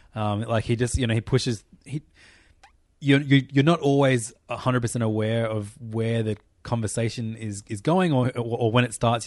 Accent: Australia; I'm Australian

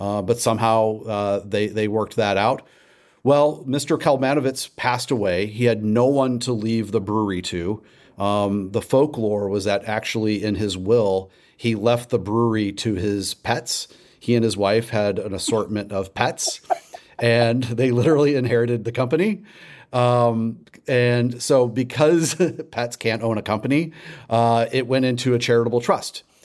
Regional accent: St. Louis, Missouri, United States; moved away as an adult; also born or lived in Austin, Texas / San Antonio, Texas; now in Louisville, United States; I'm actually from Saint Louis originally

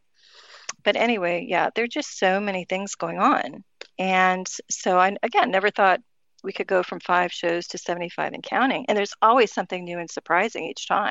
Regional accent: Miami, Florida, United States; we grew up with here in Miami

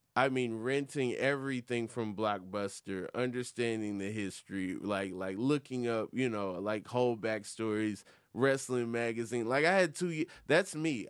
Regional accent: Atlanta, Georgia, United States; I'm from Atlanta, Georgia.

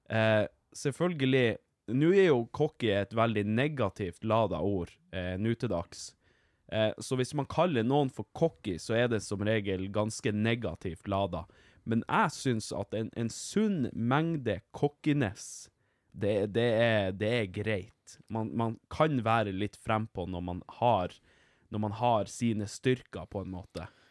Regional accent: Vardø, Finnmark, Norway; jeg er fra Vardø

